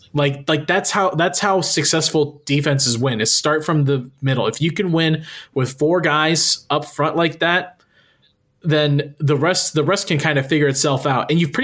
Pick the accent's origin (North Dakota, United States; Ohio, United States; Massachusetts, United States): Ohio, United States; near Miamisburg; not my hometown, right next to my hometown, Miamisburg.